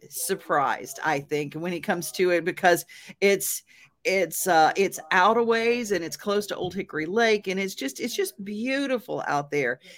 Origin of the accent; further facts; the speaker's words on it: Montana, United States; I'm actually from Montana.